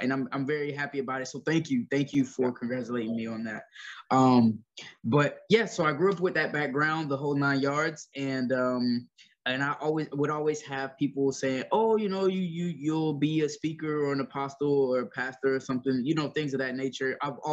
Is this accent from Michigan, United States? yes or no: no; Ocala, Florida, United States; also born or lived in Gainesville, Florida; I was born in Gainesville, Florida at Chance Hospital. I grew up mostly in Ocala, Florida, which isn't too far away from Gainesville